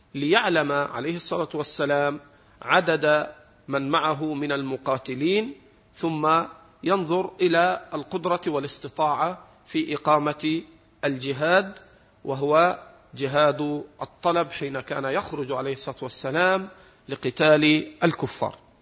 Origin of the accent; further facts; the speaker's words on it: Egypt; احنا عندنا في مصر